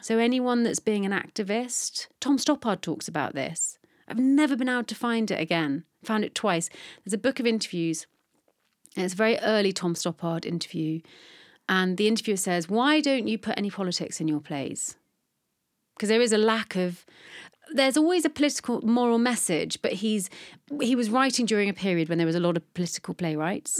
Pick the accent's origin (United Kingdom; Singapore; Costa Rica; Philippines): United Kingdom; Bristol, South West England; also born or lived in London; I'm from London, but I grew up in Bristol